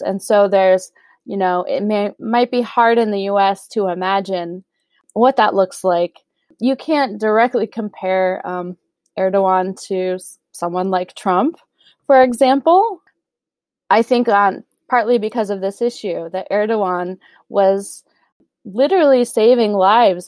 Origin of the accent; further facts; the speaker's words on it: United States; being an American